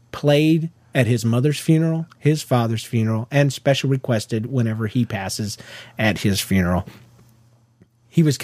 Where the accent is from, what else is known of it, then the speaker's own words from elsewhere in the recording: Georgia, United States; I was from Georgia